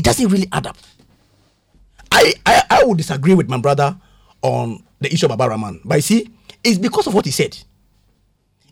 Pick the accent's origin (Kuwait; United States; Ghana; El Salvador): Ghana; I'm a Ghanaian